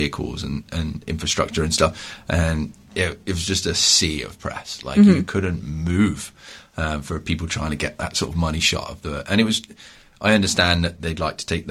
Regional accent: Ontario, Canada; I'm from Ontario

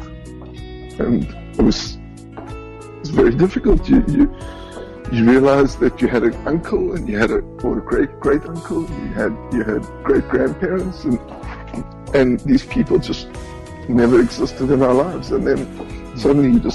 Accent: Johannesburg, Gauteng, South Africa; moved away as an adult; now in Israel; I was born and raised in South Africa, in Johannesburg.

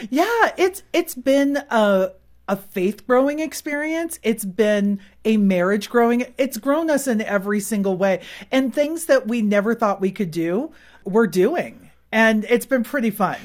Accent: Silicon Valley, California, United States; moved away as an adult; we really didn't grow up with seasons. We're from Silicon Valley

